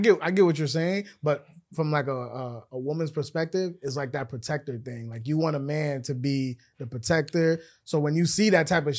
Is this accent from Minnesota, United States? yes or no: yes; Minnesota, United States; I'm from Minnesota.